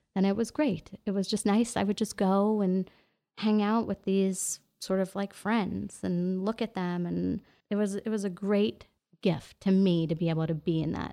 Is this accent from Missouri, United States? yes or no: no; New York City, New York, United States; moved away as an adult; now in Los Angeles, United States; I'm from New York, like New York City, born and raised